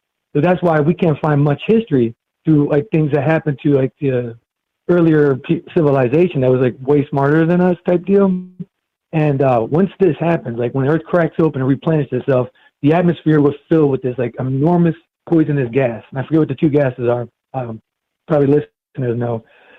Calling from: Florida, United States; I'm in Florida.

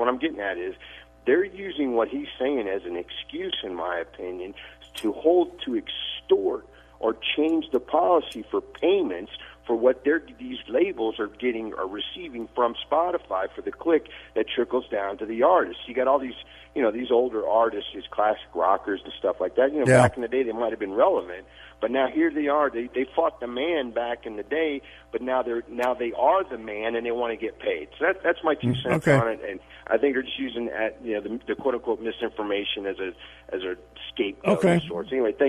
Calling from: Houston, Texas, United States; in Houston.

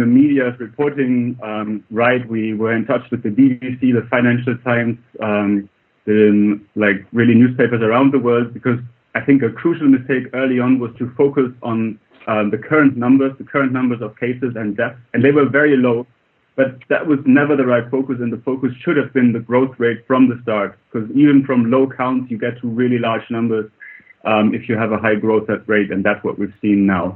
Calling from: Oxford, South East England, United Kingdom; calling from Oxford, where I'm a researcher here at the university

